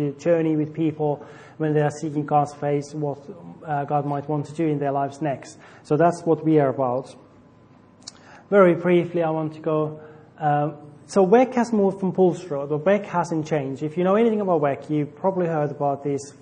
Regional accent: Finland; now in Portsworth, United Kingdom; I'm from Finland.

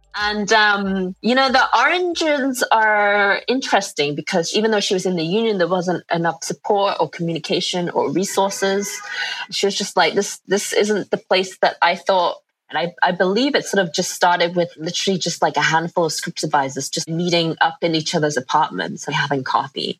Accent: England, United Kingdom; moved away as an adult; now in New York, United States; I'm from England, and after graduating, I ended up coming to New York

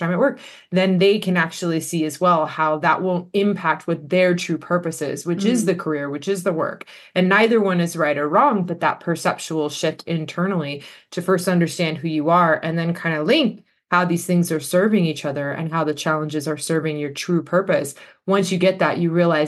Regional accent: Los Angeles, California, United States; moved away as an adult; also born or lived in Australia; I actually am born and raised in the Los Angeles area in the United States

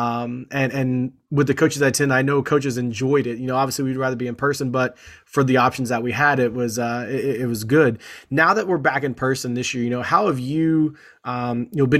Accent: Indiana, United States; growing up in Indiana

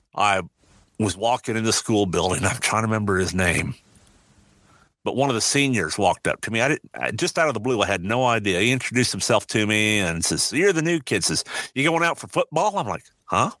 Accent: Iowa, United States; also born or lived in Omaha, Nebraska; I was born, uh, grew up on a farm in Iowa. I was born in Omaha, Nebraska in 1957

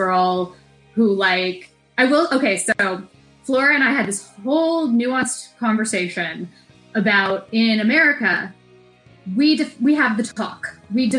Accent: United States; an American

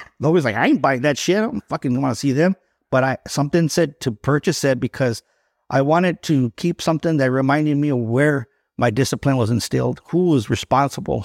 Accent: Los Angeles, California, United States; I was born in East Los Angeles

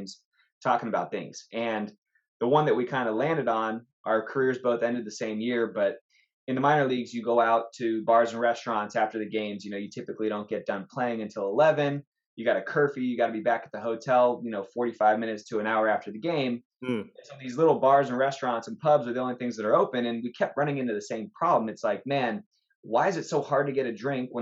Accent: Los Angeles, California, United States; I'm from Los Angeles

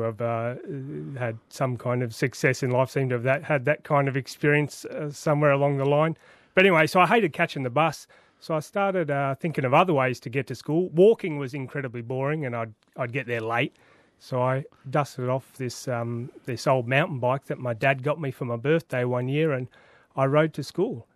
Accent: Sydney, New South Wales, Australia; I grew up in Western Sydney

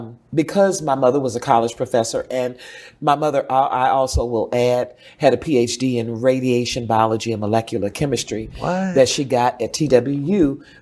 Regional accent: Dallas, Texas, United States; also born or lived in Tyler; In Oak Cliff, Redbird area. My mother moved us to Dallas. I was born in Tyler, Texas. And we moved to Dallas.

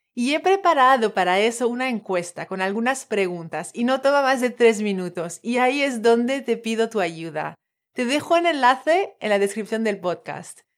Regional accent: French Polynesia; Spanish is a second language; moved away as an adult; now in Valencia, Spain; soy de Tahití, de ahí el acento

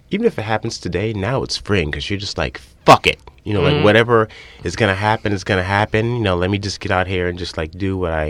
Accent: Northern Virginia, United States; moved away; Yeah, I'm from Northern Virginia, right outside D.C., about 25 miles.

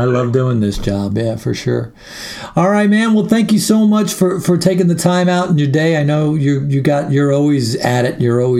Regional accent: Levittown, New York, United States; moved away; also born or lived in Texas; I grew up on Long Island. I was born in Levittown.

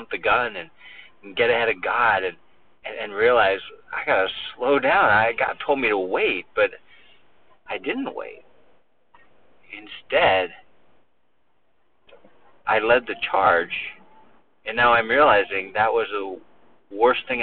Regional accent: United States; we're so American

